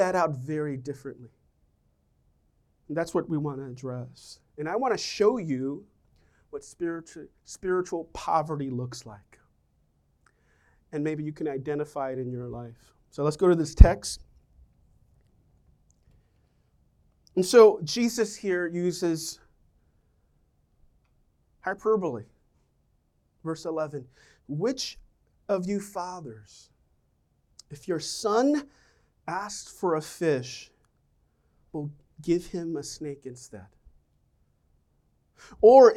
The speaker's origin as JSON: {"language": "English", "region": "New York", "country": "United States", "said": "we're from New York"}